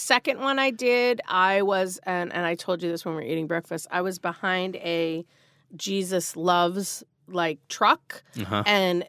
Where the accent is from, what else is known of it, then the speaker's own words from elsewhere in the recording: Marblehead, Massachusetts, United States; I grew up 20 minutes north of Boston.